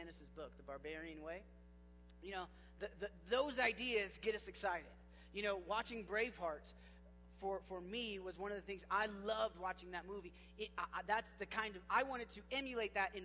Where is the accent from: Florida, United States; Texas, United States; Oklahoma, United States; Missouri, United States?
Oklahoma, United States; I grew up in Oklahoma